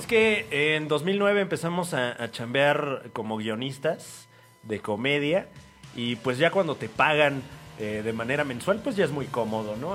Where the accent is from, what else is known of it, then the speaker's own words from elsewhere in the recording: State of Mexico, Mexico; yo soy del Estado de México